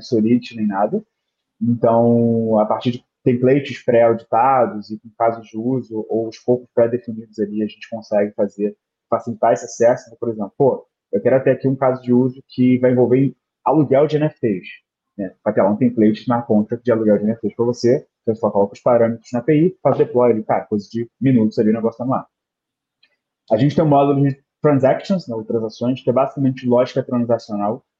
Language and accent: Portuguese; Rio de Janeiro, Brazil; eu sou do Rio de Janeiro, né? Hoje em dia eu moro em Botafogo, mas morei quase na vida inteira em Bangu, né, no subúrbio do Rio